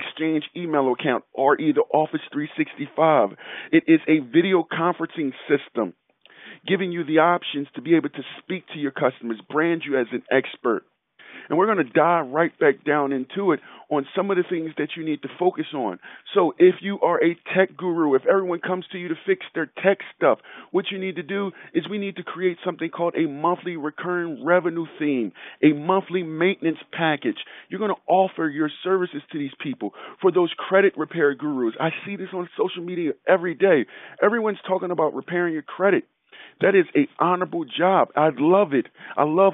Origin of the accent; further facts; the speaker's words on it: Philadelphia, Pennsylvania, United States; growing up in Philadelphia